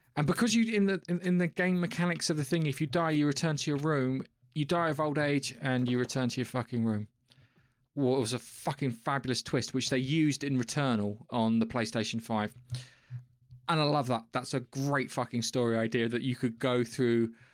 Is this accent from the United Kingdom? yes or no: yes; England, United Kingdom; I'm English